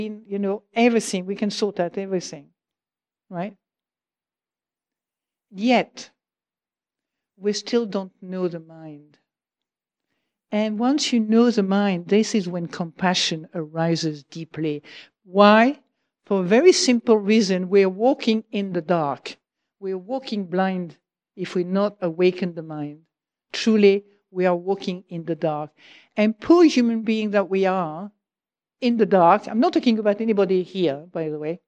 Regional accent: Provence-Alpes-Côte d'Azur, France; now in United Kingdom; I come from Provence

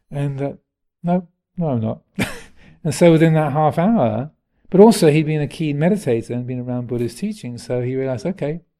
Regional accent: England, United Kingdom; It's being English, I can, can say that.

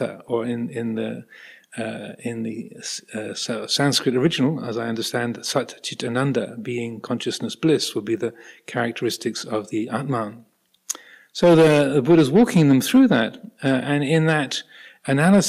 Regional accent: United Kingdom; I'm British. I have a British passport and American passport. I have dual nationality.

